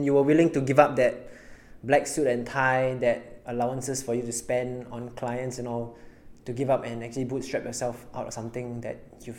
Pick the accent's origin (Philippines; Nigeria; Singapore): Singapore; me being Singaporean